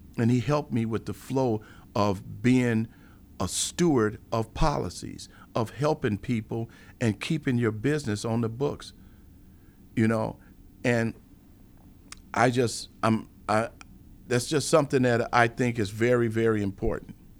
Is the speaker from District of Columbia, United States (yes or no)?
no; Chicago, Illinois, United States; being born and raised in Chicago